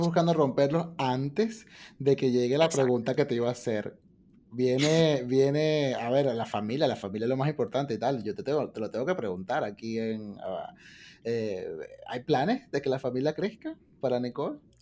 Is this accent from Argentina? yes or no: no; Venezuela; nosotros como venezolanos